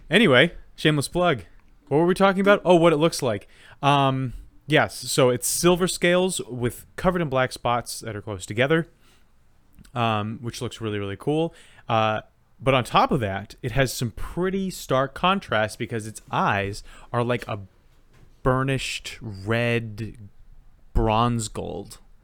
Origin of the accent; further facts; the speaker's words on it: United States; I'm an American and I think American things